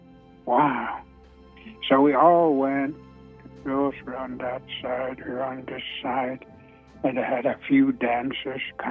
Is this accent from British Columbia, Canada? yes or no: no; Siksika Nation, Alberta, Canada; I'm from Siksika Nation, not too far from Calgary